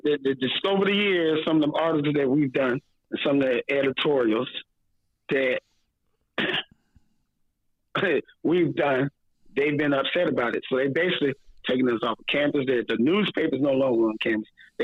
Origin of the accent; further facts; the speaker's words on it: Daytona Beach, Florida, United States; I grew up in Daytona Beach.